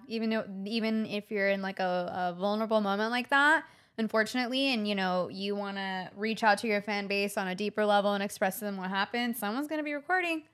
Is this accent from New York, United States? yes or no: no; Los Angeles, California, United States; I grew up in Venice Beach